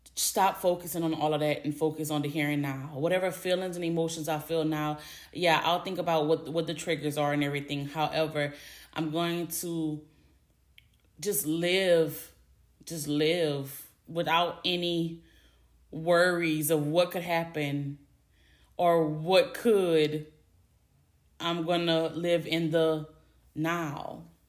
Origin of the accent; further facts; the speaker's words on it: Louisiana, United States; I'm from Louisiana. Born and raised, lived in Louisiana my whole life